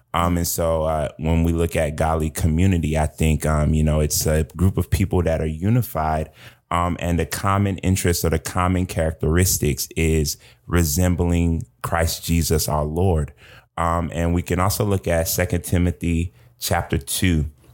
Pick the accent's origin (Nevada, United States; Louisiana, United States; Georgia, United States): Georgia, United States; I am from Georgia